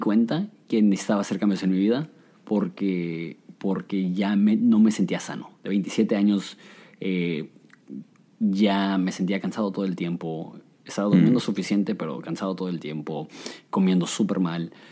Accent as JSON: {"language": "Spanish", "town": "Ensenada", "region": "Baja California", "country": "Mexico", "tie": "born or raised there", "also_born_or_lived": "Mexico City / Querétaro", "said": "cuando yo tenía un año llegamos a Querétaro y cuando teníamos ocho llegamos a el bello puerto de Ensenada, alias el paraíso."}